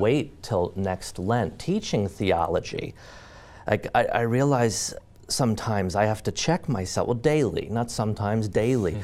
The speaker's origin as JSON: {"language": "English", "town": "Mount Pleasant", "region": "Pennsylvania", "country": "United States", "tie": "born or raised there"}